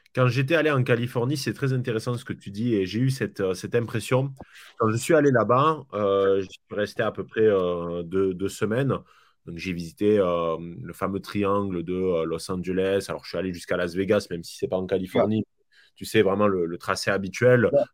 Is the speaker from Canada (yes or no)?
no; France; chez nous en France